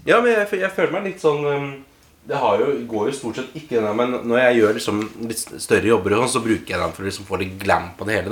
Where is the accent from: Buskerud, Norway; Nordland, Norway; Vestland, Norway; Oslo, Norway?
Oslo, Norway; jeg har vokst opp her i Oslo